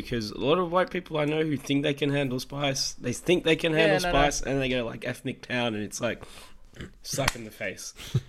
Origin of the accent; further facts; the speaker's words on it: Sydney, New South Wales, Australia; I'm from Sydney.